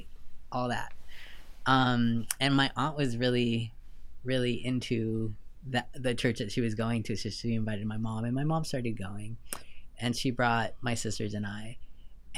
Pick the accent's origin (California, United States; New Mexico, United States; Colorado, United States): California, United States; Southern; moved away as an adult; also born or lived in Lima, Peru / New York / Vancouver; now in Nashville, United States; We moved from Lima to Southern California when I was 6